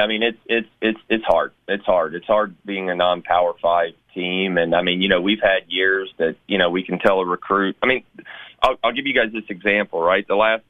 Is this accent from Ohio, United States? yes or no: no; Memphis, Tennessee, United States; I'm very blessed to be able to doing this in my hometown.